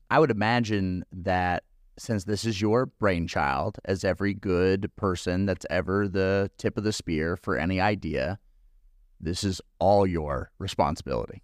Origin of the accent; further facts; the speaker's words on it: California, United States; moved away; I'm from California